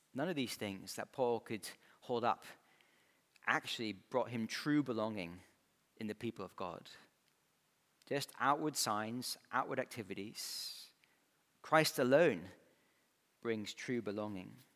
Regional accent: Scotland, United Kingdom; moved away as an adult; growing up in Scotland, I had the wrong accent

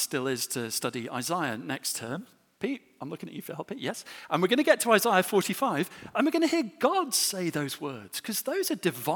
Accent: England, United Kingdom

